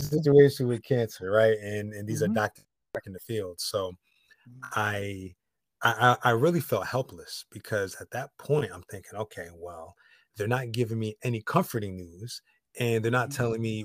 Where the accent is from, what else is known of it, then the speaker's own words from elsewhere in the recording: Connecticut, United States; now in Los Angeles, United States; I'm in Los Angeles. I'm from Connecticut